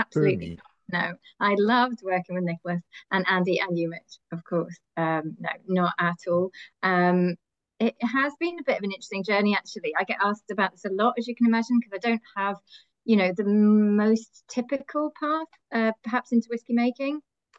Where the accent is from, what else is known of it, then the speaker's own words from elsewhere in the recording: Glasgow, Scotland, United Kingdom; And I grew up in Scotland. I know I don't sound like it, but I did grow up from the age of 10 in Glasgow. So I am, you know, a proper Glaswegian by heart